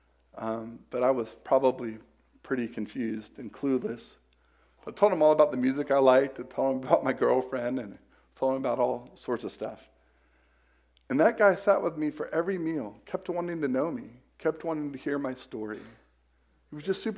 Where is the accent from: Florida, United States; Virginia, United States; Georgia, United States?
Florida, United States; Polk County, Central; I'm from Central Florida, from Polk County, Florida